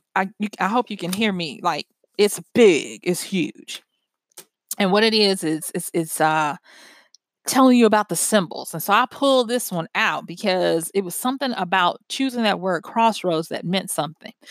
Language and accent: English; Louisiana, United States; moved away; I'm from Louisiana originally